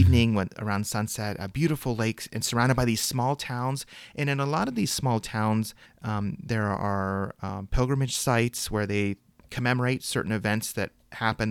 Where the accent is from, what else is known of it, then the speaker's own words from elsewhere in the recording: Midwest, United States; growing up in the Midwest